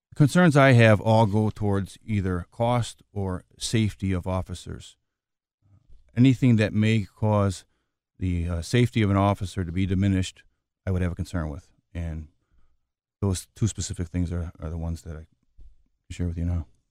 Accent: Chicago, Illinois, United States; I was born and raised in Chicago

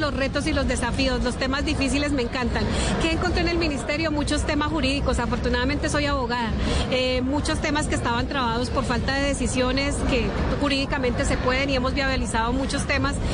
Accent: Aquitania, Boyacá, Colombia; mi pueblo Aquitania

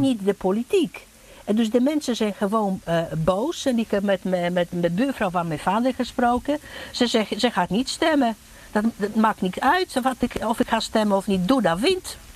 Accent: Gdańsk, Pomeranian Voivodeship, Poland; now in Netherlands; Ik ben in Polen geboren, in Gdańsk

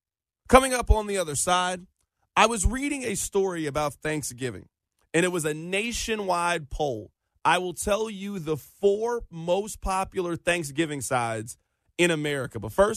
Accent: Kansas City, Missouri, United States; also born or lived in Joplin, Missouri; I was born and raised in Kansas City, Missouri. I went to college in Joplin, Missouri, which is 2 hours from where I grew up. I've never lived outside of the state of Missouri.

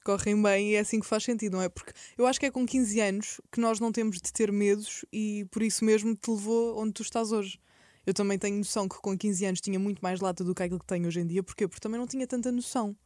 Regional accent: Setúbal, Portugal; moved away as an adult; now in Lisbon, Portugal; eu nasci em Setúbal, nasci e cresci em Setúbal

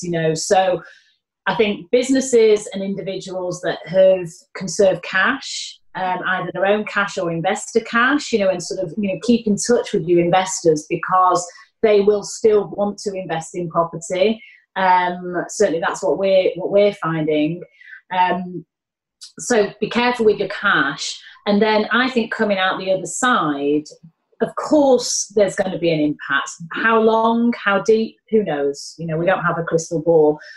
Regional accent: Manchester, North West England, United Kingdom; accent: Mancunian; now in London, United Kingdom; my Mancunian accent

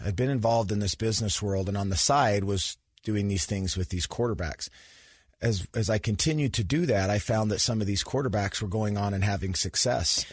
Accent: Sandy, Utah, United States; I grew up in Sandy, Utah, so went to Skyline High School

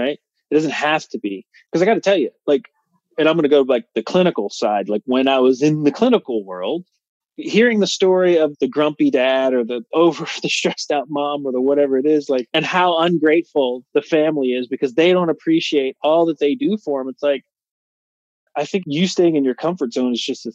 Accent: New Jersey, United States; I'm a kid from New Jersey, and I say this as a kid from New Jersey because my dad lived in Las Vegas

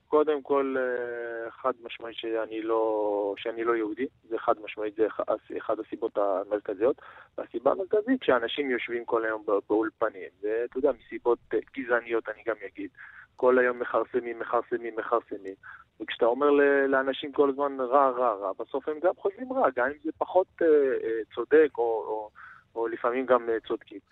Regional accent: Israel

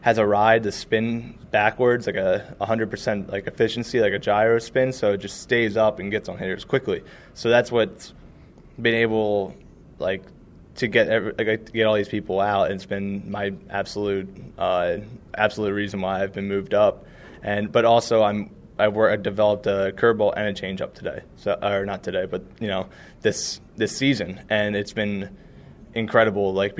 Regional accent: Swedesboro, New Jersey, United States; also born or lived in Voorhees / Glassboro; Grew up in Swedesboro

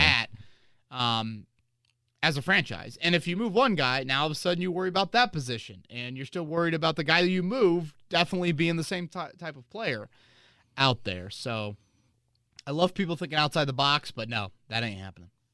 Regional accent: Carmel, Indiana, United States; I grew up in Carmel, went to Carmel Public School

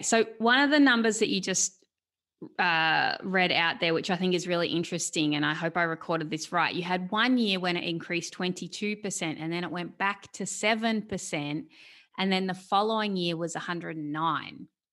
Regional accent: Australia; I'm an Australian, I'm here in Australia.

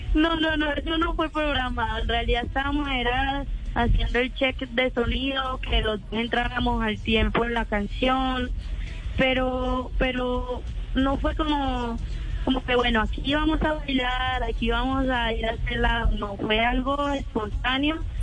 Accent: Barrancabermeja, Santander, Colombia; moved away as an adult; now in Medellín, Colombia; yo nací en Barranca Bermeja, Santander.

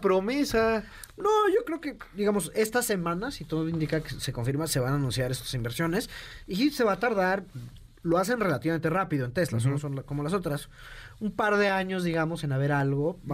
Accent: Mexico

